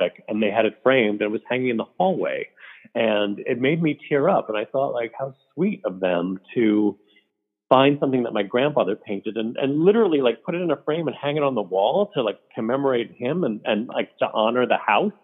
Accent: Port Jefferson Station, New York, United States; moved away as an adult; also born or lived in Wantagh, New York; I grew up in a town called Port Jefferson Station, which is a lovely little town

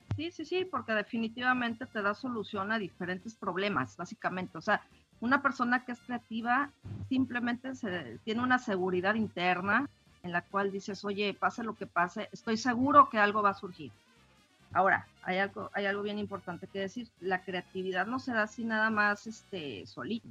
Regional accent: Mexico City, Mexico; now in Monterrey, Mexico; yo nací en la Ciudad de México hace algunos ayeres, tengo viviendo aquí en Monterrey también unos cuantos añitos

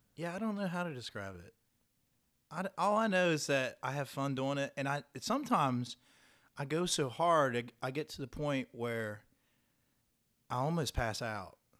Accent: Point Pleasant, West Virginia, United States; moved away; I'm from Point Pleasant

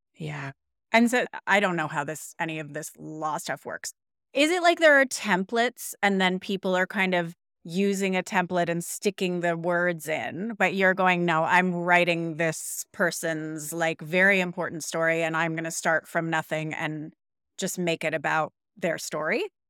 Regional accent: Canada; now in Denmark, Australia; I'm Canadian.

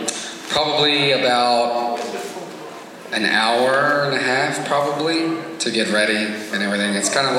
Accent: Alba, Texas, United States; I'm from Alba, Texas.

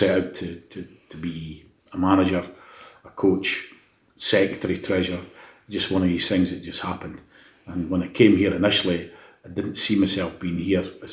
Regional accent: Dundee, Scotland, United Kingdom; I'm born and bred in Lochie

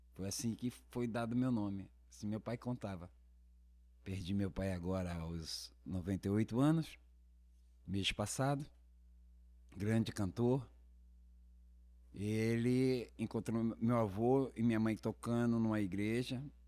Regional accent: Brasília, Federal District, Brazil; also born or lived in Rio de Janeiro; eu sou carioca, criado em Brasília

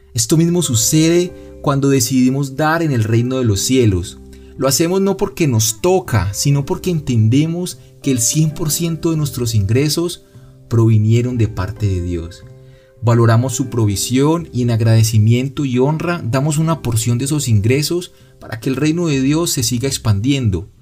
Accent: Cali, Valle del Cauca, Colombia; also born or lived in Medellín; yo soy de Cali y pensaba vivir en Medellín

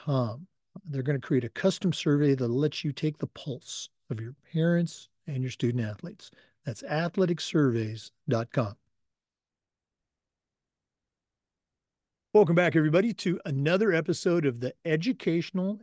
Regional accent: Oregon, United States; now in Florida, United States; I grew up in Oregon, and, you know, I've been in Florida here for a long time

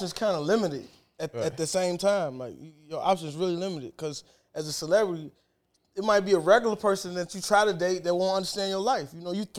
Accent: Chicago, Illinois, United States; I'm from Chicago

